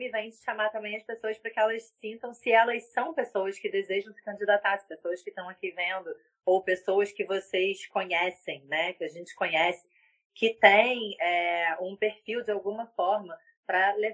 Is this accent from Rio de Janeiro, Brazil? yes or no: yes; Petrópolis, Rio de Janeiro, Brazil; Eu sou de Petrópolis, vou até procurar lá também essa